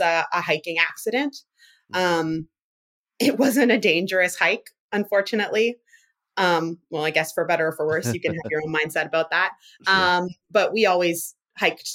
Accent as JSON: {"language": "English", "country": "Canada", "also_born_or_lived": "Toronto / British Columbia", "said": "I'm Canadian"}